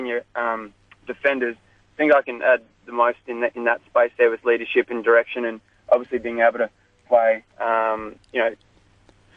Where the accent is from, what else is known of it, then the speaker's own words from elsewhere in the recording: Corowa, New South Wales, Australia; moved away; I'm from Corowa, so that's up in the Murray River.